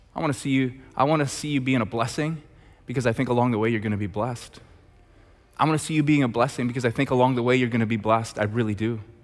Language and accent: English; Red Deer, Alberta, Canada; I'm from Red Deer